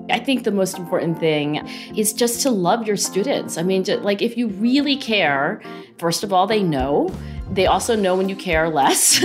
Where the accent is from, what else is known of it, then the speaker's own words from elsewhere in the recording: Cherry Hill, New Jersey, United States; I grew up in Cherry Hill, New Jersey